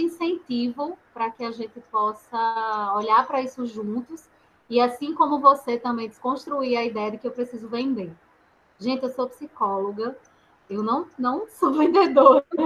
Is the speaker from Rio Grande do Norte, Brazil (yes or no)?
yes; Natal, Rio Grande do Norte, Brazil; now in Rio de Janeiro, Brazil; também sou nordestina, sou de Natal. Ah! Moro, né, moro no Rio